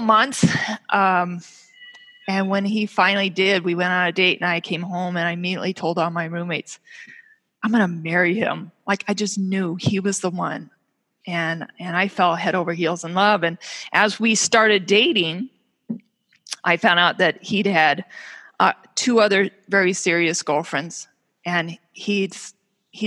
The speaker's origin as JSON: {"language": "English", "region": "California", "country": "United States", "tie": "born or raised there", "moved": "yes", "lives_now": "Minnesota, United States", "said": "I grew up out in California, and we had hills behind us with these big sprawling oak trees"}